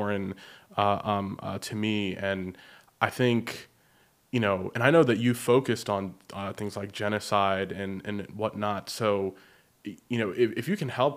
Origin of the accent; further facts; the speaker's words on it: United States; we as American citizens